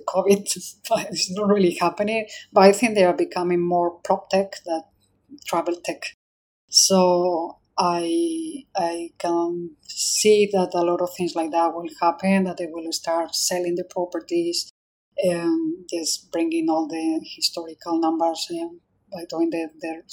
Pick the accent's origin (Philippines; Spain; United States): Spain; now in Singapore; I'm from Spain